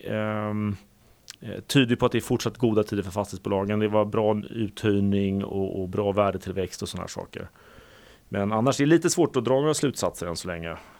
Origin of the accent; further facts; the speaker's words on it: Sweden; vi är ju tyvärr då som svenskar ganska vana vid att betala hög skatt